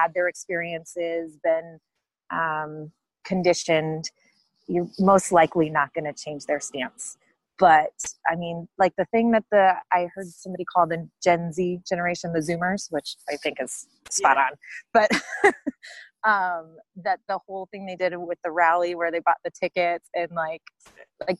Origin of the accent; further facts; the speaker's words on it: the Bay Area, California, United States; now in San Diego, United States; I'm not from San Diego, I am from the Bay Area. But I have lived here for, gosh, I think over a decade now